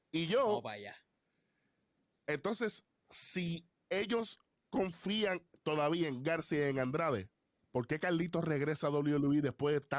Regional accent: Puerto Rico; Y no es porque somos puertorriqueños.

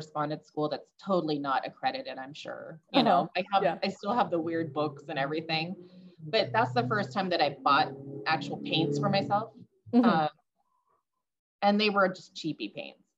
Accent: Northern California, United States; now in Boise, United States; I grew up in Northern California

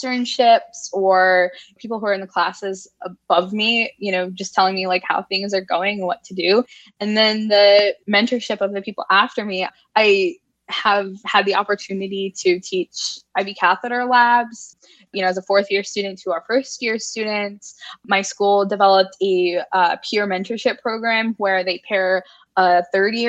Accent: Virginia, United States; I'm a Virginia native, very passionate about Virginia. I'm a Southerner

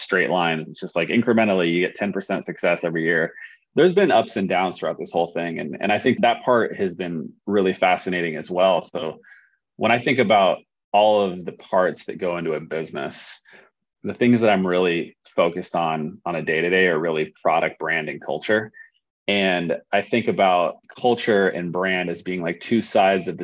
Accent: Oregon, United States; we're from Oregon.

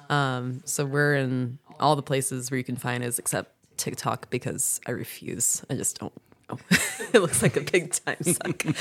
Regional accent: South Louisiana, United States; now in Franklin, North Carolina, United States; I'm from South Louisiana

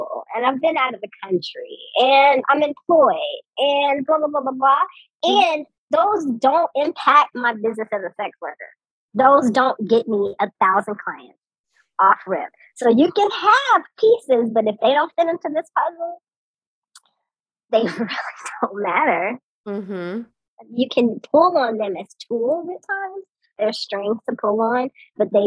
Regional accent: Georgia, United States; I am a dark-skinned Black woman born and raised in Georgia

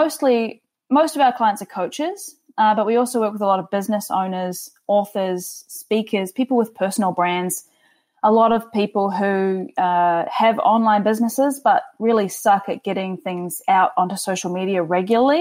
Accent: New Zealand; now in Toronto, Canada; I'm originally from New Zealand, as you can probably tell from my sultry accent

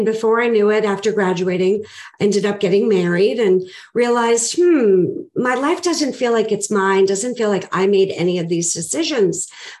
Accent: Boston, Massachusetts, United States; I am originally from Boston. I was born and raised there, and I know I don't sound like it.

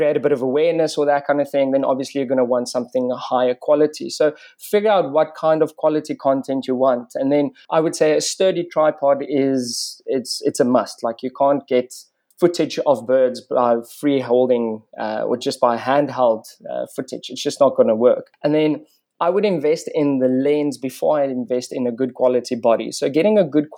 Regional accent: Bela-Bela, Limpopo, South Africa; So I grew up on Mabula Big Five Game Reserve, just outside of a small town called Warmbaths, or Bella Bella as it's now known.

